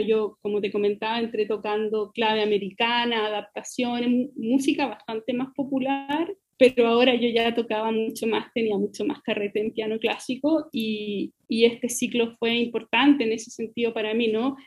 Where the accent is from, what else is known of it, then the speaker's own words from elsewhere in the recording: Melipilla, Santiago Metropolitan Region, Chile; cuando yo era chica, yo, yo soy de Melipilla